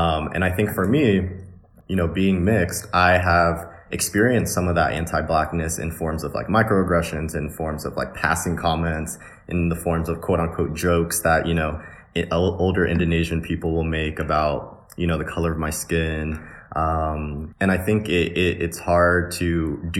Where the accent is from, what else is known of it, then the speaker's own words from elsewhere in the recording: Northern Virginia, United States; I was born and raised in the DC area, specifically Northern Virginia